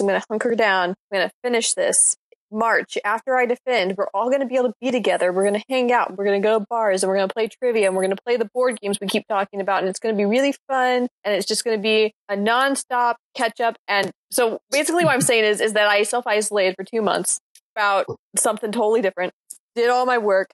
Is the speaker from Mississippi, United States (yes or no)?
yes; a small town on the coast of Mississippi, United States; I'm from the South, and I am from a small town on the coast of Mississippi.